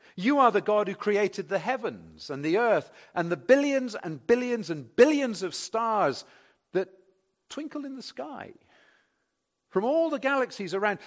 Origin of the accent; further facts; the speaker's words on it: England, United Kingdom; also born or lived in Reading; I'm English